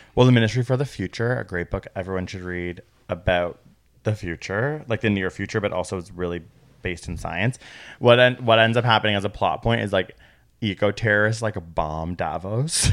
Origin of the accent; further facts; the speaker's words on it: Canada; We're from Canada.